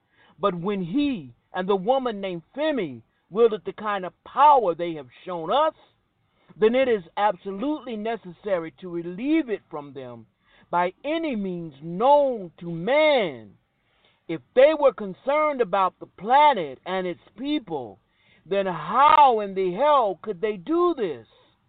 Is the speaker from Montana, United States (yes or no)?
no; Hollywood, Florida, United States; Right then, the world I knew when I was growing up in Hollywood, Florida, was going to change the paradigm of the whole world.